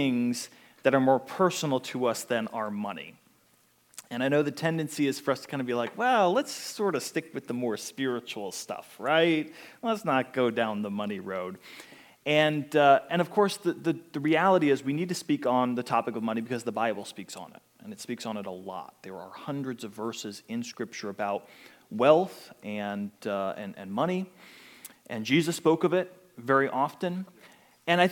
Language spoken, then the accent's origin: English; Pittsburgh, Pennsylvania, United States; now in Pensacola, United States; I grew up in Pittsburgh, Pennsylvania